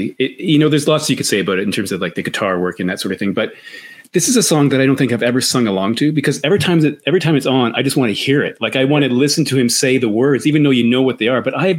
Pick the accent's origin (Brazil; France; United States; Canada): Canada; growing up in Canada